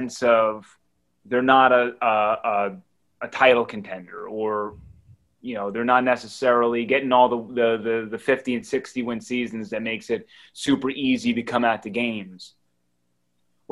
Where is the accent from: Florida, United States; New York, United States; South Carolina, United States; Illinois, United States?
New York, United States; accent: New York; now in San Antonio, United States; my New York accent just came out there.